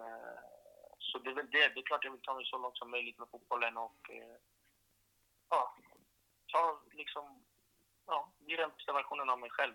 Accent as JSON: {"language": "Swedish", "town": "Sundbyberg", "region": "Stockholm County", "country": "Sweden", "tie": "born or raised there", "said": "det är liksom där jag är ifrån, på Rissne, ehm, i Stockholm, Sundbyberg"}